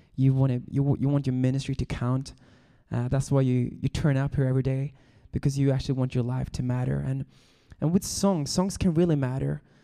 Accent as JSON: {"language": "English", "country": "Sweden", "moved": "yes", "lives_now": "Los Angeles, United States", "said": "I'm from Sweden, but I am now a Californian."}